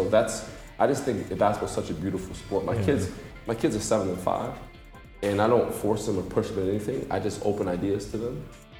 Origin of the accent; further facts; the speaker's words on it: Passaic, New Jersey, United States; moved away as an adult; also born or lived in North Dakota; I'm a kid from New Jersey, I'm a kid from Passaic, New Jersey, and I'm in Dubai for the second time